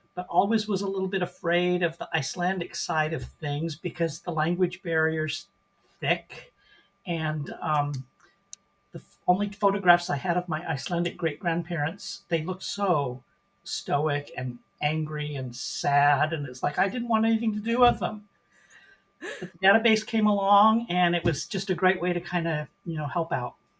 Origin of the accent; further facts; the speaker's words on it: Portland, Oregon, United States; moved away as an adult; also born or lived in Seattle, Washington; now in Indianapolis, United States; born and raised in Portland, Oregon